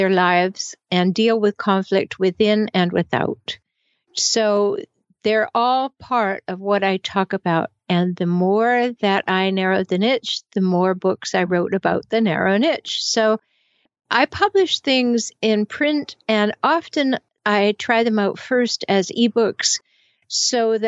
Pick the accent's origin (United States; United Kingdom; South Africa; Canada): Canada; I'm from Canada, so I say it both ways.